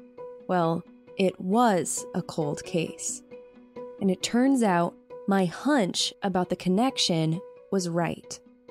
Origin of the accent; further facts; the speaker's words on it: Maine, United States; the quintessential Maine scene, that the beauty of my home state